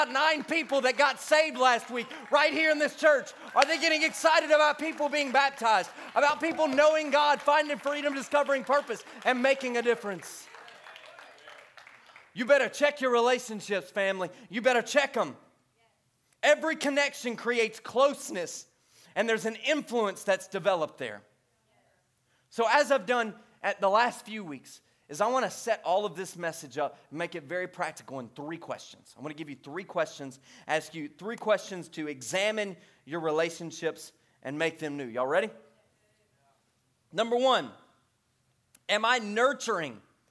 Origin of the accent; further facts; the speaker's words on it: Bossier City, Louisiana, United States; moved away; I grew up in Bossier City, Louisiana